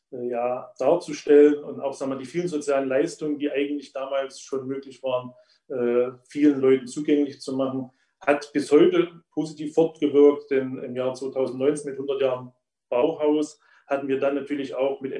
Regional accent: Probstzella, Thuringia, Germany; wie in meinem Heimatort Propstella so ziemlich alle Industriearbeitsplätze weggefallen sind

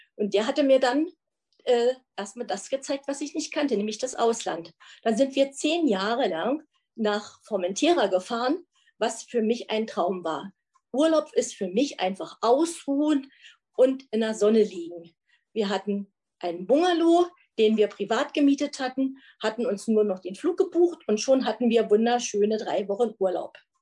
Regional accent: East Germany, Germany; wir sind ein Wessi und ein Ossi zusammen.

